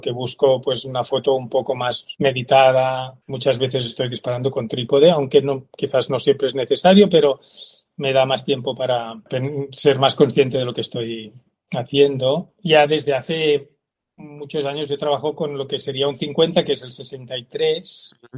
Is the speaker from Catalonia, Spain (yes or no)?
yes; Terrassa, Catalonia, Spain; yo soy de Tarrasa